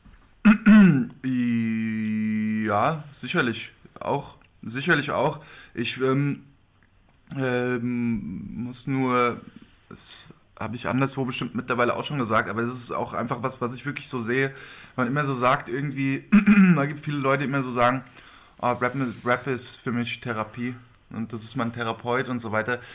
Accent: Hesse, Germany; wir sind keine Stuttgarter. Hessen liegt nicht in Stuttgart

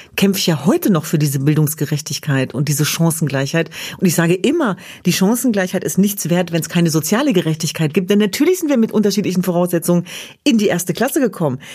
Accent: Hanover, Lower Saxony, Germany; Ich bin in Hannover Linden groß geworden

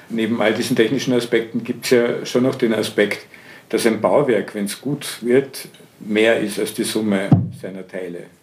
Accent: Vienna, Austria; ich möchte mir das als Wiener anschauen

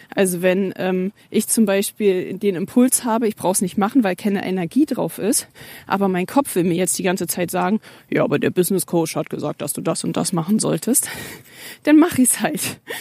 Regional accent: Germany; bei uns in Deutschland

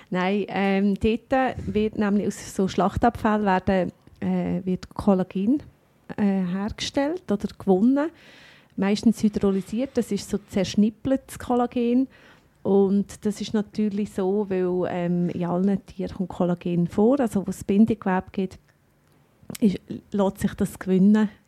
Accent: Bern, Switzerland; also ich kenne mich als Berner

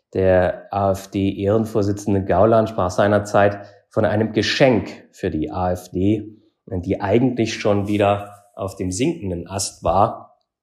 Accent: East Germany, Germany; moved away as an adult; also born or lived in Frankfurt; now in Berlin, Germany; ich komme ursprünglich aus Ostdeutschland

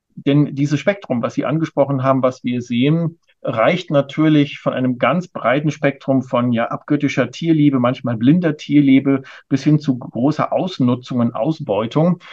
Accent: Ruhr area, North Rhine-Westphalia, Germany; now in Berlin, Germany; Ich bin ja im Ruhrgebiet groß geworden

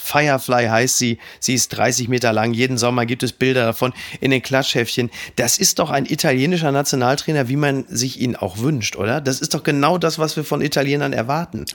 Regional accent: Castrop-Rauxel, North Rhine-Westphalia, Germany; also born or lived in Essen; ich komme aus Kastrop Rauxel

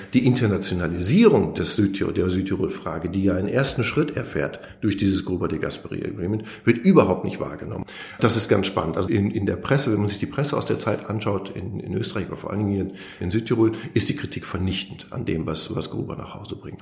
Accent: North Rhine-Westphalia, Germany; now in South Tyrol, Italy; als Piefke, der vom Niederrhein kommt

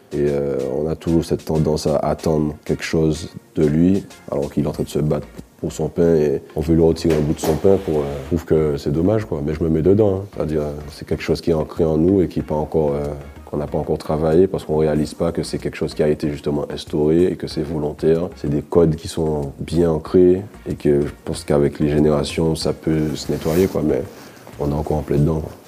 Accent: Martinique; On a grandi ensemble en Martinique

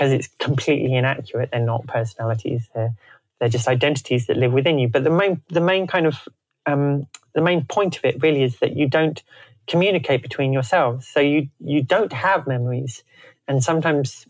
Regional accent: Canterbury, South East England, United Kingdom; moved away; also born or lived in Sydney; I come from Canterbury in Kent, and it was very stable, and a very stable childhood

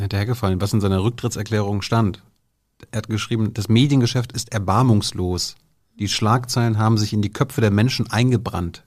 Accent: Mecklenburg-Vorpommern, Germany; moved away; Meine Heimatsministerpräsidentin

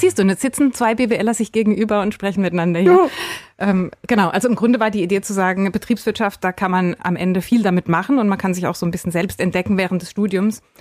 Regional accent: Freiburg, Baden-Württemberg, Germany; now in Lahr, Germany; ich bin tatsächlich aus Freiburg, gebürtige Freiburgerin

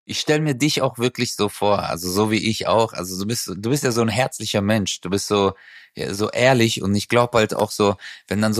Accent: Turkey; now in Germany; weil ich wusste, dass ich mit meiner Herkunft als Türke äh, verstehst du, das sagt keiner so, wow, hey Türke

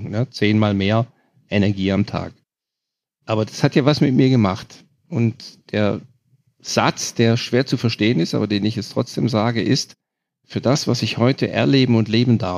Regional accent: Germany; immer noch natürlich, ich bin Deutscher, immer noch ein bisschen höher runter

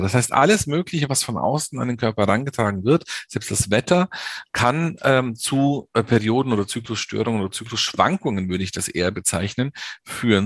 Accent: Munich, Bavaria, Germany; also born or lived in North Rhine-Westphalia; ich bin in München geboren und in München auch aufgewachsen

